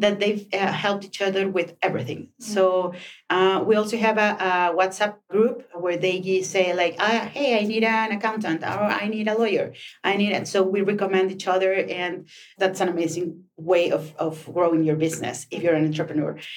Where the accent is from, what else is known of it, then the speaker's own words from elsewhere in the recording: Chihuahua, Mexico; now in Mexico City, Mexico; when you come from a small city like mine, I'm from Chihuahua